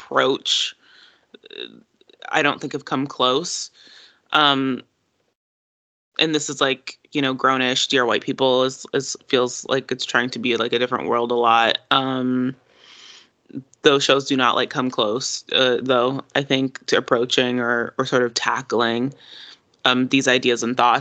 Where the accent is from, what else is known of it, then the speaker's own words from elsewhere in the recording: the South, United States; also born or lived in Jamaica (ancestry); growing up in the South